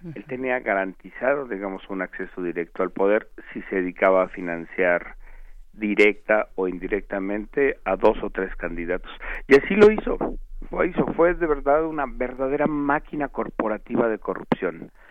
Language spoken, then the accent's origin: Spanish; Mexico; preguntémonos como mexicanos